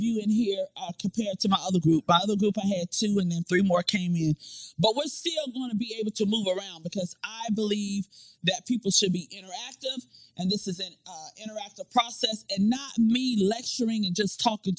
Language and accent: English; Florida, United States; moved away as an adult; now in Newport News, United States; I am originally from Florida